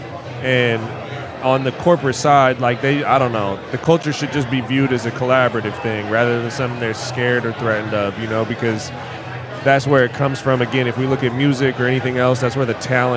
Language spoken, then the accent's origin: English; West Coast, United States; I'm from the West Coast